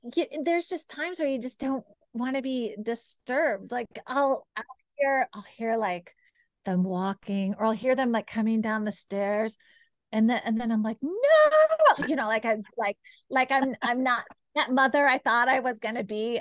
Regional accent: Kansas, United States; I grew up in Kansas

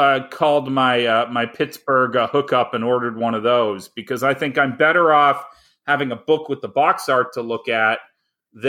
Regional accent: Canada; moved away as an adult; now in United States; I grew up in Canada

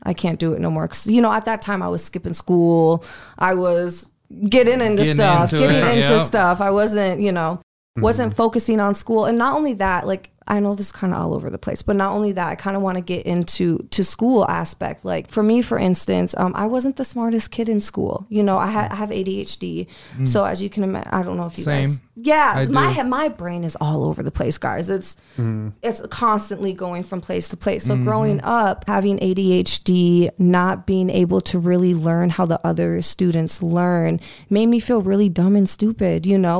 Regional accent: Sioux Falls, South Dakota, United States; I grew up here in Sioux Falls, South Dakota. You know, we grew up, went to elementary here, middle school, high school here

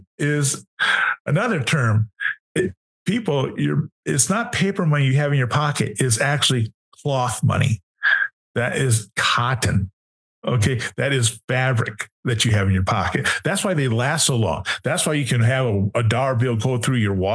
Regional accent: Wisconsin, United States; My home state is Wisconsin.

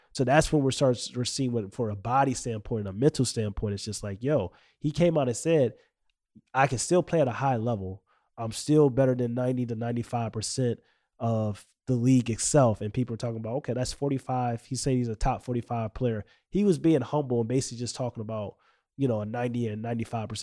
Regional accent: St. Louis, Missouri, United States; I'm from Saint Louis, Missouri

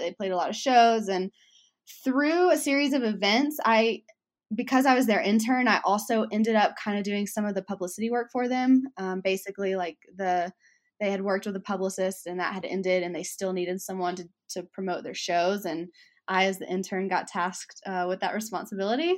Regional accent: Alabama, United States; accent: Southern; I grew up in Alabama, so my Southern comes out

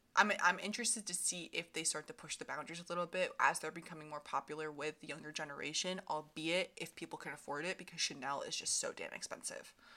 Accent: Vermont, United States; moved away as an adult; now in Philadelphia, United States; I grew up in Vermont, right across the border from Ginny.

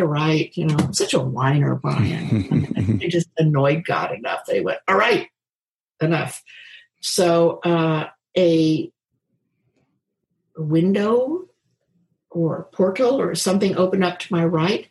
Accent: Kansas, United States; moved away as an adult; also born or lived in Seattle; I'm from Kansas, grounded.

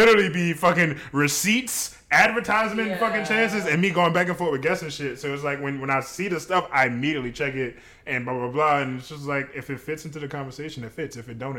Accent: New Orleans, Louisiana, United States; I'm from the West Bank.

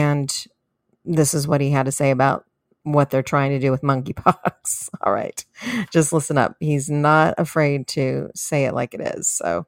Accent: California, United States; now in Texas, United States; I come to you here from Texas. And yes, I'm a recovering Californian.

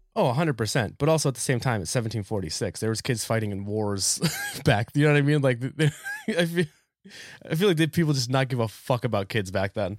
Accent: New Hampshire, United States; now in Philadelphia, United States; I'm originally from New Hampshire, so we got all four seasons, and then we moved to Philly

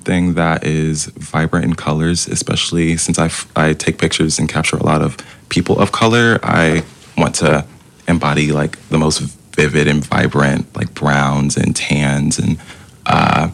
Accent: Durham, North Carolina, United States; moved away as an adult; now in Greensboro, United States; I grew up and I was born in Durham, North Carolina. So the only reason I'm in Greensboro is for school

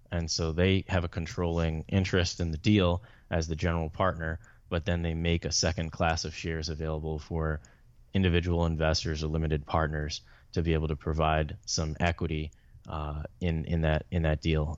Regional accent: Atlanta, Georgia, United States; also born or lived in Chicago; I'm from the Atlanta area. I was born in Chicago, but moved there when I was young

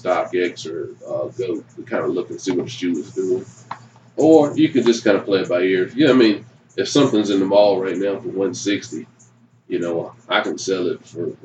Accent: Durham, Greensboro area, North Carolina, United States; moved away as an adult; now in Spartanburg, United States; I'm originally from Durham, Greensboro area.

